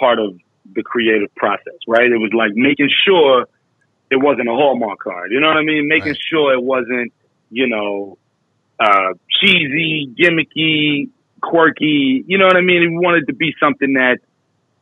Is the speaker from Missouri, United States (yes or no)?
no; New York, United States; I was 10 when I moved from Crown Heights